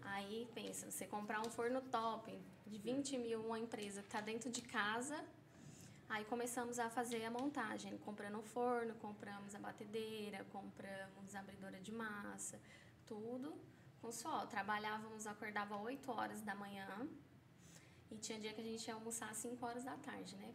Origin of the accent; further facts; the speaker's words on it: São Paulo, Brazil; moved away as an adult; now in Caldas Novas, Brazil; sou paulista